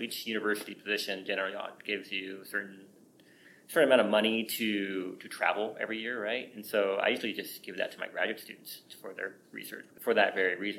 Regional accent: La Verne, California, United States; born or raised there; now in Colorado, United States

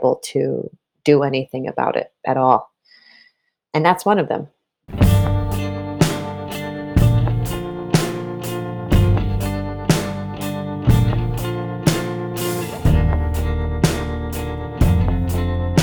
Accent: East Coast, United States; we're both from the East Coast, a place with hills and mountains and trees.

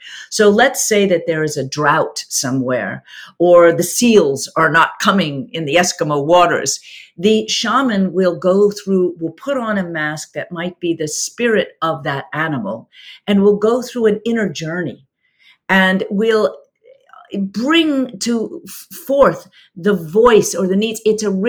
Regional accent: South Africa; accent: South African; So again, my South African accent's gone out the window. It's been too many years.

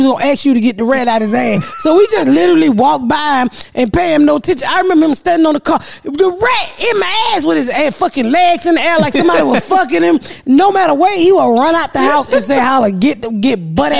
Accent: Atlanta, Georgia, United States; I grew up in Atlanta

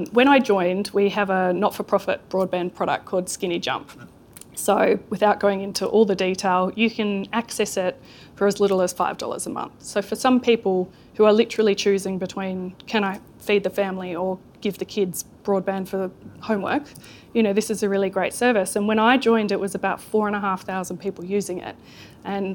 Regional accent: Sydney, New South Wales, Australia; now in New Zealand; I did not grow up here. You can't tell from my accent. I grew up in Sydney

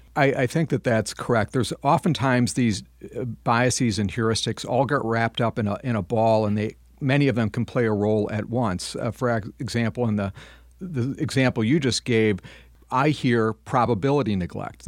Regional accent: Madison, Wisconsin, United States; my hometown of Madison, Wisconsin

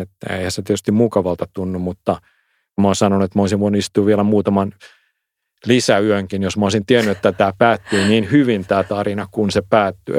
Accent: Finland; omassa lapsuudessa Suomessa

